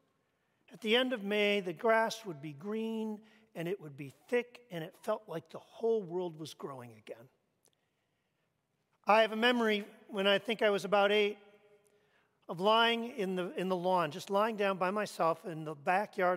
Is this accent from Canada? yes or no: yes; Canada; moved away; I grew up in Canada